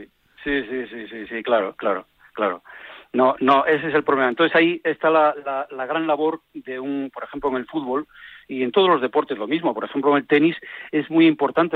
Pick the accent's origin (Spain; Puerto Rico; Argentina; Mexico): Spain; Villaviciosa, Asturias; now in Oviedo, Spain; soy natural de Villaviciosa, un pueblo que queda ah. un poco más cerca de Gijón que de Oviedo, pero estoy ahí y vivo en Oviedo